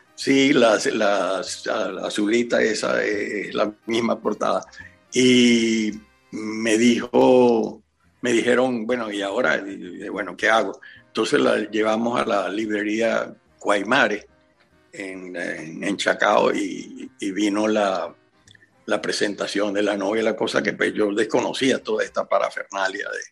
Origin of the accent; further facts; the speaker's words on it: Maracaibo, Zulia, Venezuela; now in Spain; yo soy maracucho